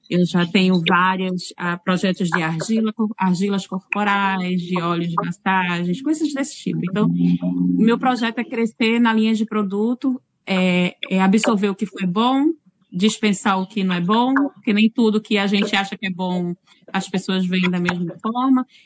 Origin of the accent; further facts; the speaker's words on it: Northeast Region, Brazil; now in New Zealand; Eu saí do Nordeste, calor, sempre úmido, né?